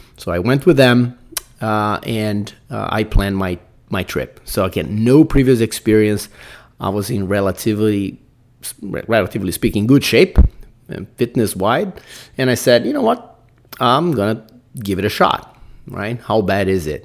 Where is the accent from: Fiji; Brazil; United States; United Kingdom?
Brazil; English is a second language; I'm Brazilian, guys. I got to put up my accent